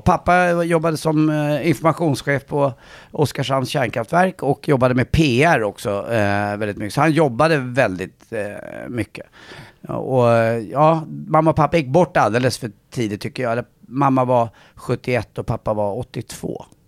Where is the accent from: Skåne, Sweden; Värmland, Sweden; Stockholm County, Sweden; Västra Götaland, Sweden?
Stockholm County, Sweden; Stockholm; jag är uppväxt eh, på Östermalm.